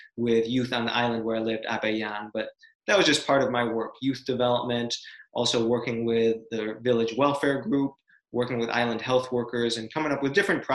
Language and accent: English; Rochester, New York, United States; moved away as an adult; also born or lived in Kiribati; right now we live in Rochester, New York, in my hometown.